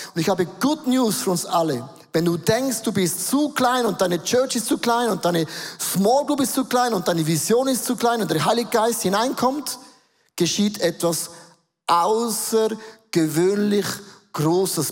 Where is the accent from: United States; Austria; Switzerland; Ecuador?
Switzerland; accent: Swiss German; first language Swiss German; Dann werden wir nächste Woche auf Schweizerdeutsch umstellen. Das ist meine Muttersprache